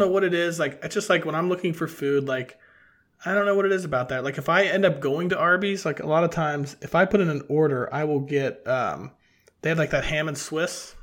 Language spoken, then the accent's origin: English; Cincinnati, Ohio, United States; growing up in Cincinnati